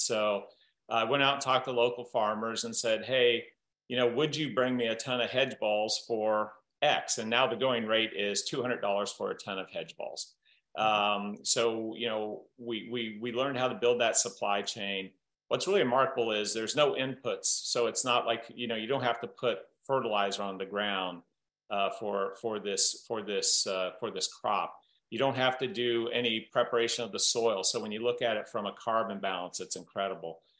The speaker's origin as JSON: {"language": "English", "region": "Southern Iowa", "country": "United States", "tie": "born or raised there", "said": "growing up in Southern Iowa, I had this uh, entrepreneurial great uncle"}